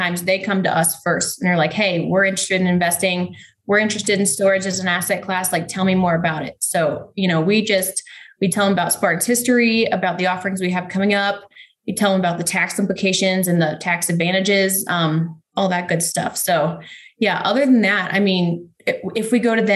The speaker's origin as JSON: {"language": "English", "town": "Ponte Vedra Beach", "region": "Florida", "country": "United States", "tie": "born or raised there", "also_born_or_lived": "Charlotte, North Carolina", "moved": "as an adult", "lives_now": "Denver, United States", "said": "Right where the PGA Tour headquarters is there in Ponte Vedra Beach, Florida."}